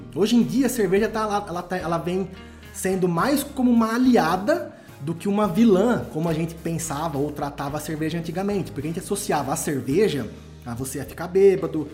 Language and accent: Portuguese; Araraquara, São Paulo, Brazil; now in Poços de Caldas, Brazil; eu sou natural de Araraquara